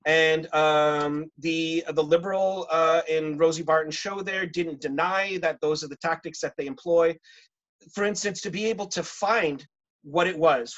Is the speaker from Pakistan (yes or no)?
yes; Pakistan; moved away; I grew up in Pakistan